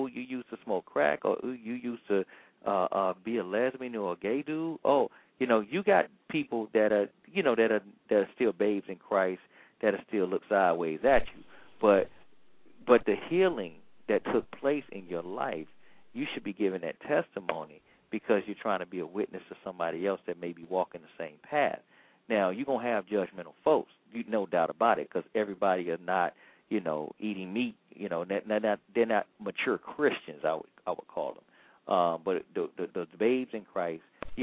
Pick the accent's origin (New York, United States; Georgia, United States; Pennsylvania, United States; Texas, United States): Georgia, United States; I'm from Georgia